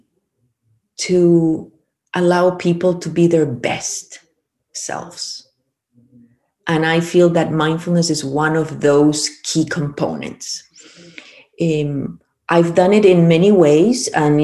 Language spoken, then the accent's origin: English; Peru; moved away; also born or lived in Chile; I'm originally from Peru, but I lived in Chile 21 years, so I started back home